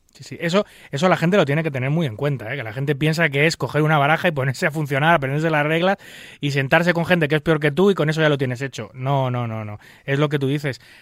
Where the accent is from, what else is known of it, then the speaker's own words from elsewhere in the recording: Spain; en mi país